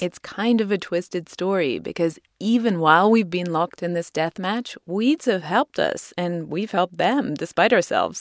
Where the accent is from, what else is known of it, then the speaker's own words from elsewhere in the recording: United Kingdom; moved away; my home country